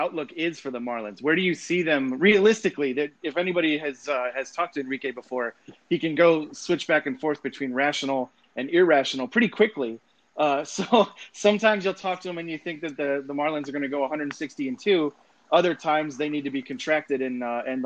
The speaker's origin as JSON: {"language": "English", "town": "Cleveland", "region": "Ohio", "country": "United States", "moved": "yes", "said": "I'm from Cleveland. don't live there anymore, don't ever want"}